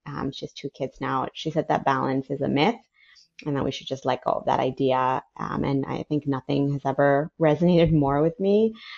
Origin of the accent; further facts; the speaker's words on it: Ecuador; moved away as an adult; also born or lived in San Francisco, United States / New Orleans, United States; now in United States; I was born in San Francisco, moved to New Orleans when I was four, and then when I was eight, we moved to Ecuador, which is where my dad's family is. I grew up there. I went to high school there, finished high school, and then moved to the U.S.